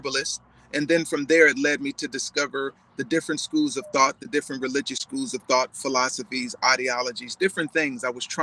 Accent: Los Angeles, California, United States; born and raised in Los Angeles, California

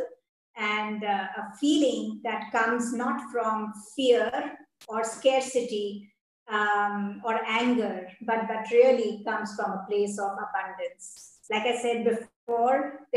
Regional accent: India; I'm Indian

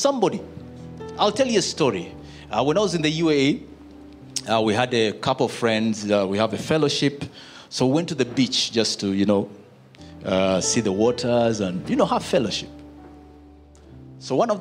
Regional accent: Uganda; I'm coming from Uganda

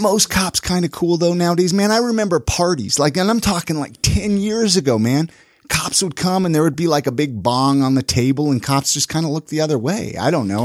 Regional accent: California, United States; moved away; I grew up in California and then here

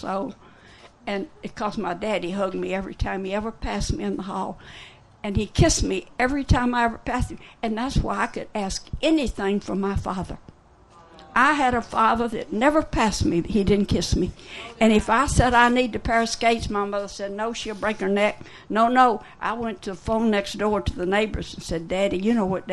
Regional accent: Memphis, Tennessee, United States; I'm from Memphis and on the muddy Mississippi, in … land

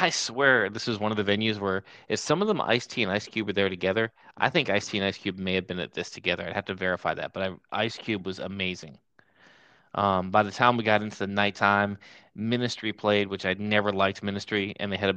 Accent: Pennsylvania, United States; moved away; also born or lived in Atlanta, Georgia; about 2 hours from where I grew up in Pennsylvania

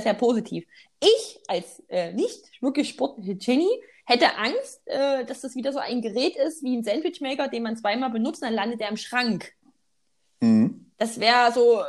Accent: Saxony, Germany; accent: Saxon; unserem sächsischen Dialekt

